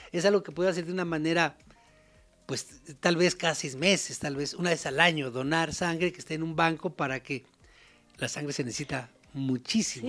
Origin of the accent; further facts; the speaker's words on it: Mexico; uno siempre como mexicano